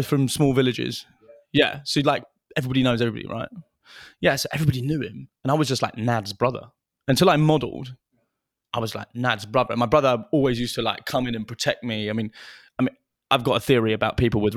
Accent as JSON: {"language": "English", "region": "London", "country": "United Kingdom", "tie": "born or raised there", "also_born_or_lived": "Bolton", "said": "I grew up in London"}